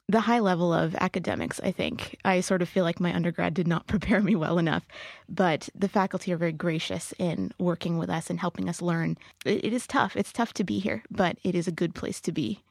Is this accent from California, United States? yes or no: yes; Riverside, California, United States; now in San Diego, United States; I'm from Riverside, California